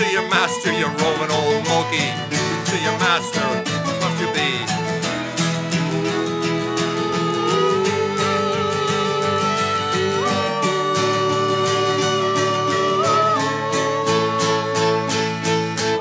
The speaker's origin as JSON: {"language": "English", "area": "Addison County", "region": "Vermont", "country": "United States", "said": "we're from Addison County"}